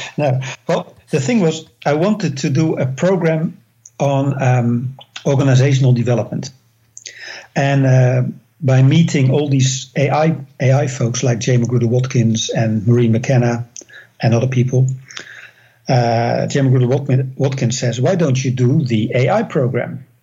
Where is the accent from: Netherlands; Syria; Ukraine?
Netherlands; English is a second language; now in United States; I came all the way from the Netherlands to the United States